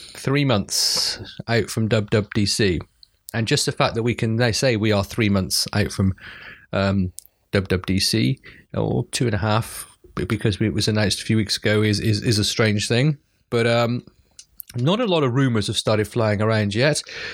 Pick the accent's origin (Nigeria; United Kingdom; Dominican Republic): United Kingdom; because as a Brit, especially anyway